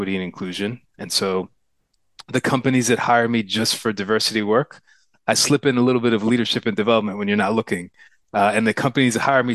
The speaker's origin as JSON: {"language": "English", "region": "New Jersey", "country": "United States", "tie": "born or raised there", "also_born_or_lived": "Pittsburgh, Pennsylvania", "moved": "as an adult", "lives_now": "Oakland, United States", "said": "So I was actually born in Pittsburgh, but we moved to Jersey when I was like 3 years old. So I don't have any memories of there. So I consider myself to be a Jersey boy too."}